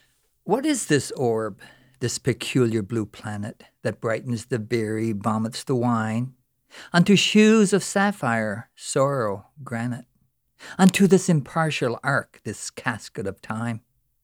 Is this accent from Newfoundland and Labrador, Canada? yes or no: yes; Newfoundland and Labrador, Canada; I'm from Newfoundland.